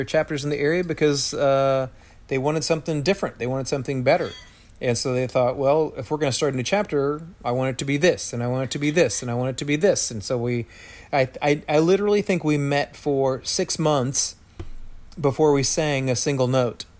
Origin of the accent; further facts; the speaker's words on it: United States; We're from America.